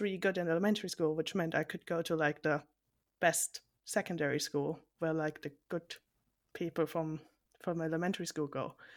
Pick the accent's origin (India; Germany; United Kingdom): Germany; I'm from Germany, so this is a long distance call.